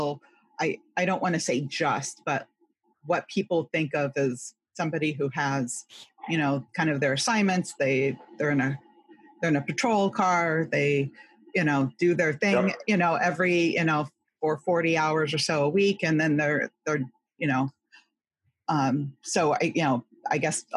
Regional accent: California, United States; growing up in California

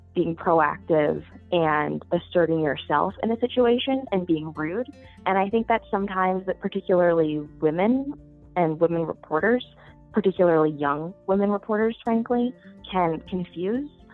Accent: near Green Bay, Wisconsin, United States; moved away as an adult; also born or lived in New York; now in Washington, D.C., United States; I'm actually from Wisconsin. I grew up in a fairly small city uh, up by Green Bay

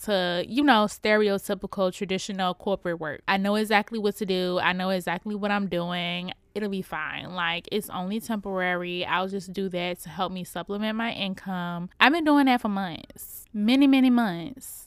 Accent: Richmond, Virginia, United States; I'm coming to y'all straight outta Richmond, Virginia, my hometown

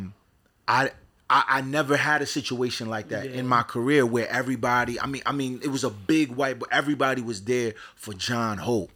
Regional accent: Providence, Rhode Island, United States; also born or lived in Pawtucket, Rhode Island; I'm born and raised in Providence, Rhode Island

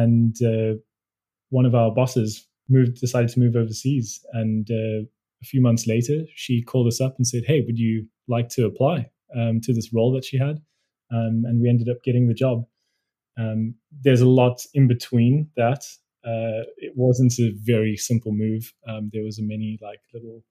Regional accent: Johannesburg, Gauteng, South Africa; moved away as an adult; also born or lived in Frankfurt, Germany; now in Älmhult, Sweden; we both grew up in Joburg

